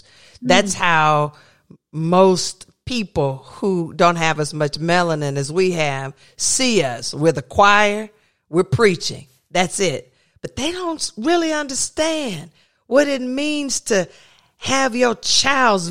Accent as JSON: {"language": "English", "region": "the South", "country": "United States", "tie": "born or raised there", "said": "I was raised in the South where I grew up"}